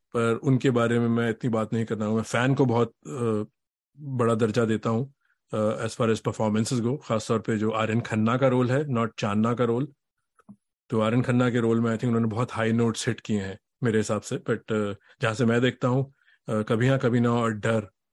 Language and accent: Hindi; Delhi, India; हम सब दिल्ली से हैं